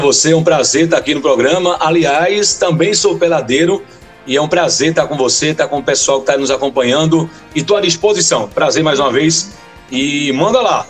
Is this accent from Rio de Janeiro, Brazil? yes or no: no; Recife, Pernambuco, Brazil; moved away as an adult; now in Garanhuns, Brazil; hoje eu estou em Garanhões, há 19 anos, eu entrei na rádio, sou de Recife